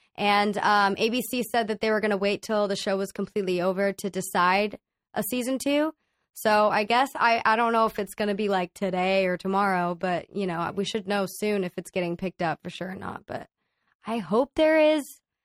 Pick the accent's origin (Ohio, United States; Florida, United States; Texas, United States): Texas, United States; Dallas; now in Los Angeles, United States; I grew up in Dallas, Texas